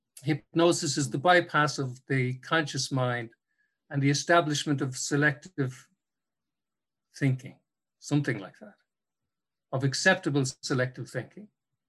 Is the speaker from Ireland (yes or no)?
yes; Cork, Munster, Ireland; now in Dublin, Ireland; when I moved to Dublin from Cork, when I first arrived in Dublin in the 90s